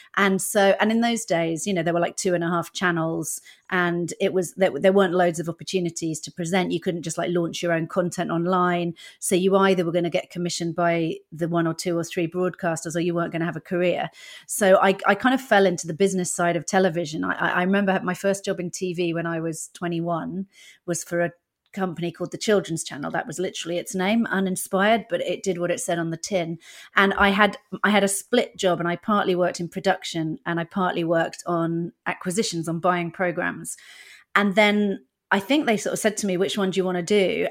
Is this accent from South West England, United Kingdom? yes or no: yes; Dorset, South West England, United Kingdom; first language English; moved away as an adult; also born or lived in Netherlands; I grew up in Dorset.